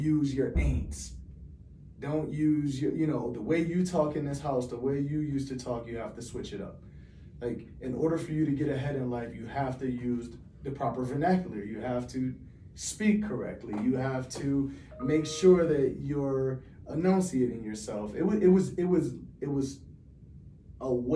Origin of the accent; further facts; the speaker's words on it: Hartford, Connecticut, United States; Growing up in Hartford was life defining